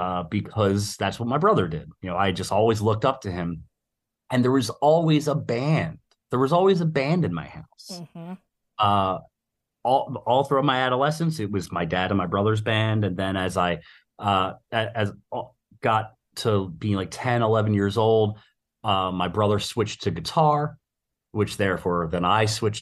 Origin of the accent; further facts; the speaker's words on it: Philadelphia, Pennsylvania, United States; I grew up in West Philadelphia.